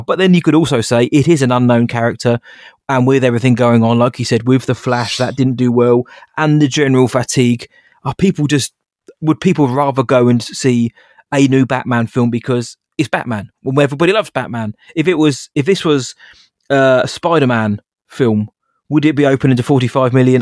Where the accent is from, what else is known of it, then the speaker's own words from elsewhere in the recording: England, United Kingdom; I am English